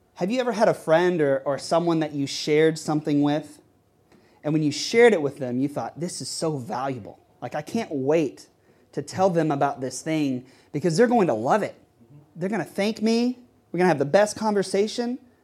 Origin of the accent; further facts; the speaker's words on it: Texas, United States; now in New York City, United States; I grew up playing baseball in Texas